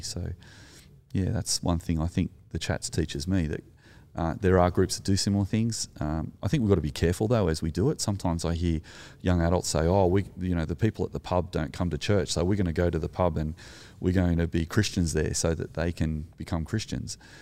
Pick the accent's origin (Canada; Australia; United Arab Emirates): Australia; as an Australian